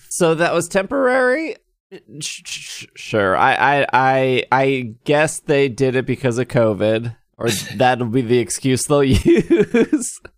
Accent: United States; I'm American.

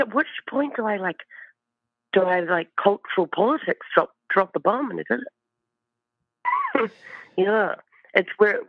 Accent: New Zealand; I'm from Aotearoa, New Zealand.

